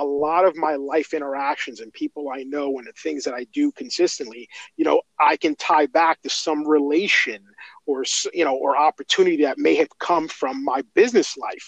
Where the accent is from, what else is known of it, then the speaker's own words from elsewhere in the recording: Elizabeth, New Jersey, United States; I grew up in Elizabeth